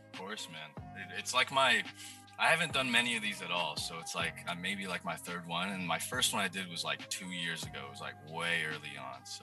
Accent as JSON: {"language": "English", "region": "New York", "country": "United States", "tie": "born or raised there", "said": "because my dad, because I grew up in New York, but my dad was a Knicks fan"}